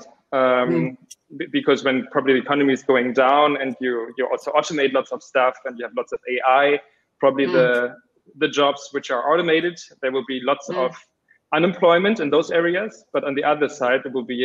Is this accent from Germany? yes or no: yes; Berlin, Germany; I'm from Berlin